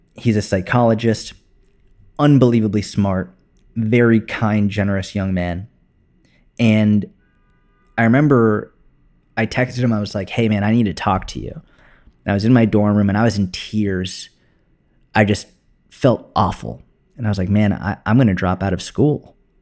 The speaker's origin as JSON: {"language": "English", "town": "Boston", "region": "Massachusetts", "country": "United States", "tie": "born or raised there", "also_born_or_lived": "Tel Aviv, Israel / New York City", "moved": "as an adult", "said": "I went back to Boston, which is where I grew up"}